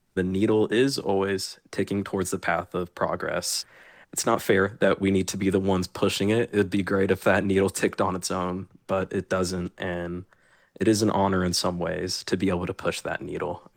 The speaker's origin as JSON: {"language": "English", "town": "Tallahassee", "region": "Florida", "country": "United States", "tie": "born or raised there", "said": "I only know Florida. I was born and raised in Florida."}